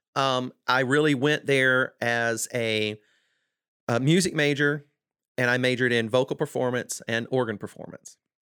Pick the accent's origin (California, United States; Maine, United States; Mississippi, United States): Mississippi, United States; South; I grew up in South Mississippi